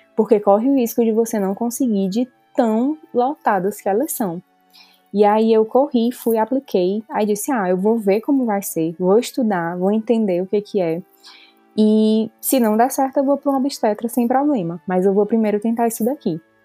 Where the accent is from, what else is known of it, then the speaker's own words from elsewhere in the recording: Fortaleza, Ceará, Brazil; moved away as an adult; now in Calgary, Canada; eu sou originalmente de Fortaleza